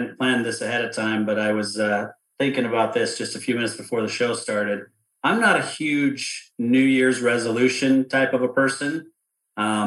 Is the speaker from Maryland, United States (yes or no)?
no; outside of Salt Lake City, Utah, United States; I grew up outside of Salt Lake City